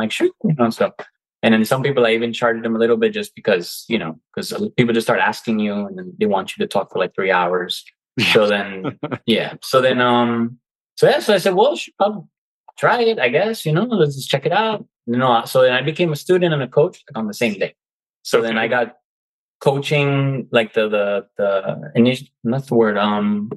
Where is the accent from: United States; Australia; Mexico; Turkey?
United States; I was born in the United States, but my family's Cuban. I was raised, my mom taught me both languages.